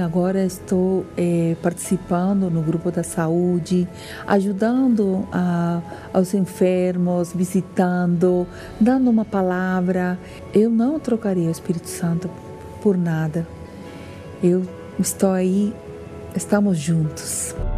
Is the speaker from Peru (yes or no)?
yes; Peru; Portuguese is a second language; moved away as an adult; now in Brasília, Brazil; Eu sou peruana